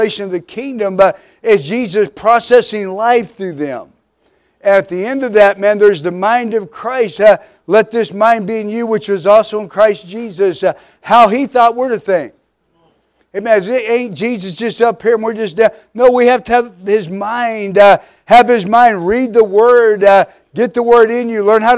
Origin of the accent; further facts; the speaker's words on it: Midwest, United States; We were raised in the Midwest